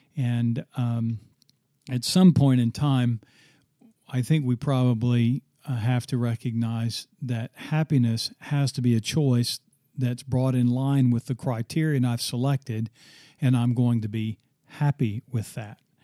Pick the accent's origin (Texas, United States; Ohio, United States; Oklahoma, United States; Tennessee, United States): Oklahoma, United States; my home state